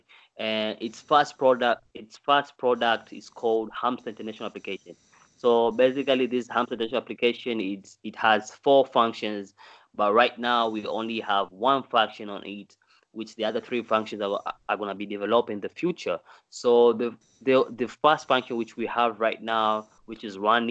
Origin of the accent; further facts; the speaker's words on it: Dar es Salaam, Tanzania; moved away as an adult; now in China; I'm from Tanzania in a city called Dar es Salaam